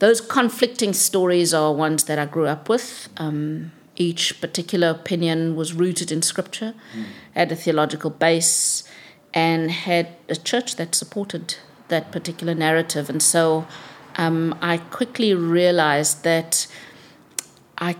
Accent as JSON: {"language": "English", "country": "South Africa", "tie": "born or raised there", "said": "I grew up in South Africa during a time when I think the liberation struggle against apartheid was at its most intense."}